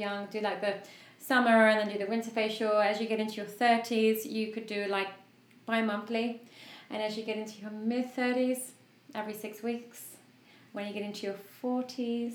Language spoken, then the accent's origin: English; United Kingdom; I'm a Brit